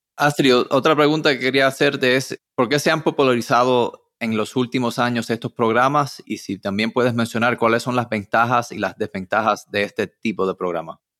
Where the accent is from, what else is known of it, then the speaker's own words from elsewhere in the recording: Miami, Florida, United States; yo nací aquí en Miami, mis padres hicieron muy buen trabajo hablando en español